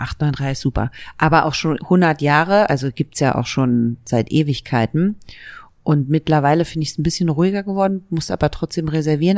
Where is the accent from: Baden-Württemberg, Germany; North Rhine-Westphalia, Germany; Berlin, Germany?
Berlin, Germany; born or raised there